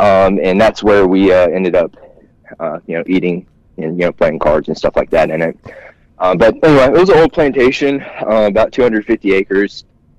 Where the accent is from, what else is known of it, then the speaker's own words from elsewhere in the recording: Georgia, United States; Yeah, so I grew up hunting in South Georgia.